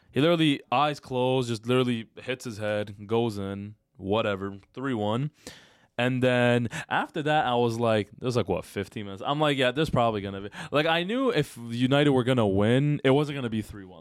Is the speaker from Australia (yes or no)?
no; Canada; We're not American, by the way. I know some people think we're American. We're Canadian